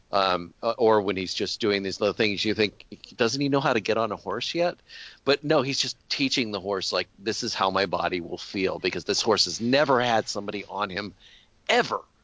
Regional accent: Colorado, United States; the culture where I grew up in Colorado

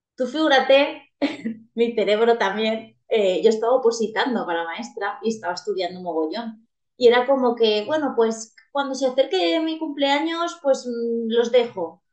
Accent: Valencian Community, Spain; soy una chica valenciana, muy valenciana.

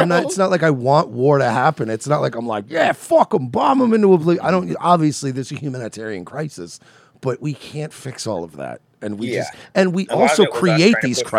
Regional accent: Long Island, New York, United States; I grew up in New York. I was in New York when 9/11, not in the city, but I lived on Long Island.

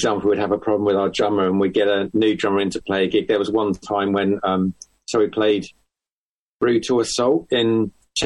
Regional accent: Farnham, South East England, United Kingdom; moved away; growing up in Farnham

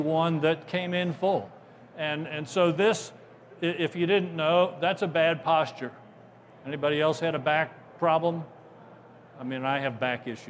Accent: Ohio, United States; I'm from Ohio

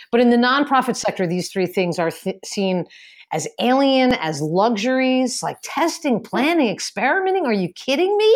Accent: Ireland; maybe it's because I'm Irish, but I've just always been a really good storyteller.

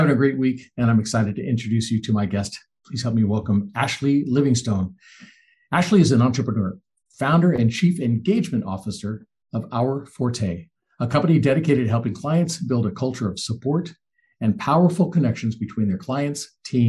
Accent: Southern California, United States; now in Southeast United States; I originally grew up in Southern California

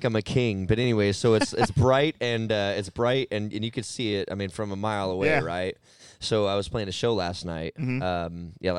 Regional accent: Arizona, United States; I've lived here my whole life.

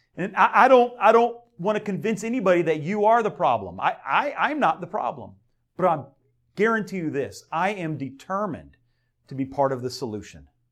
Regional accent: Delray Beach, Florida, United States; I grew up in, uh, Del Rey

